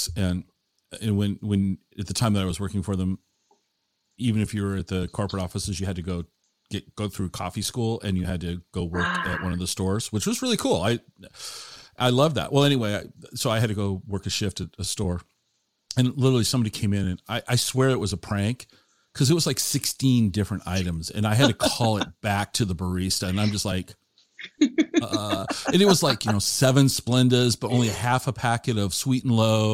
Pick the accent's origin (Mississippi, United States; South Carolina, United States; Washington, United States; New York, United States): Washington, United States; Tacoma; moved away as an adult; now in Wenatchee, United States; I grew up in the Tacoma Puyallup area